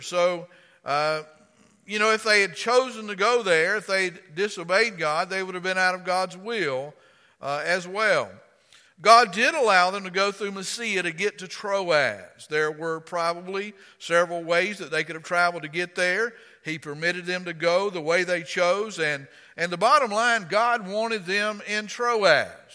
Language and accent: English; Florida, United States; accent: rednecky; now in Virginia, United States; I'm from Florida.